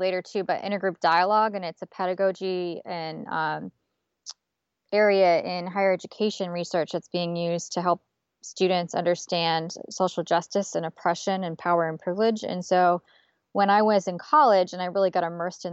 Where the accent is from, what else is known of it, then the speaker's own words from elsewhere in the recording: Port St. Lucie, Florida, United States; moved away as an adult; also born or lived in Saratoga Springs, New York; now in Amherst, United States; I grew up in South Florida in a town called Port St. Lucie, not too far away from Palm Beach, Florida. And I lived there all the way up until I went to college.